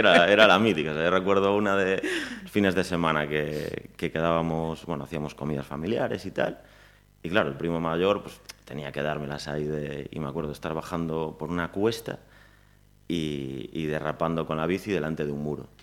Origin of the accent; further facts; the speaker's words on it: Pontevedra, Galicia, Spain; nací en Pontevedra, viví hasta los dos años en Lérez Luego hasta los ocho en, un pueblecito aquí al lado